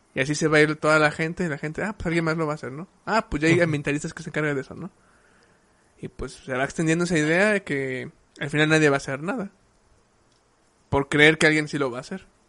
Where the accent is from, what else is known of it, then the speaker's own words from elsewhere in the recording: Mexico; nosotros como, como cultura mexicana